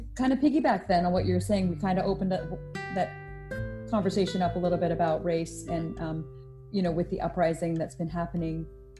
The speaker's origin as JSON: {"language": "English", "country": "India", "said": "I'm not Black, I'm Indian, East Indian, from India, which some people don't seem to understand that it's not Indiana, and I'm not Native American"}